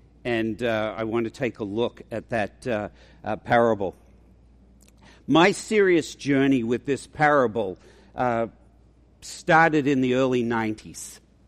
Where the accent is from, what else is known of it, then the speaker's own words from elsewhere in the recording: Australia; accent: mongrel accent; moved away as an adult; now in United States; It's a mongrel accent. I'm an Australian, but I've lived here for 40 years.